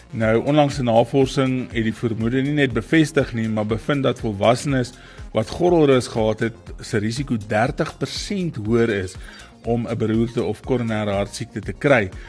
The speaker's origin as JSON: {"language": "Afrikaans", "town": "Bethlehem", "region": "Free State", "country": "South Africa", "tie": "born or raised there", "said": "in die Bethlehem omgewing in die Vrystaat en dis eintlik my geboortedorp."}